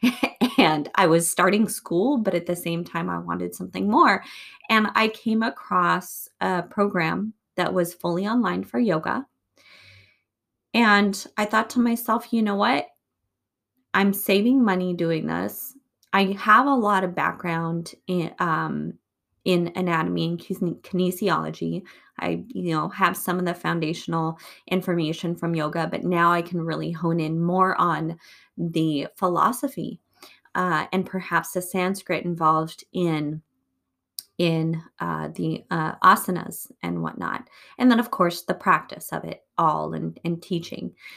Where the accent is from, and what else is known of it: United States